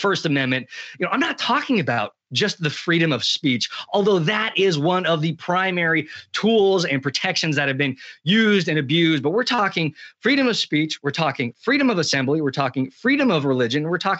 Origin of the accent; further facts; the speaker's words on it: United States; Now, I'm writing as an American.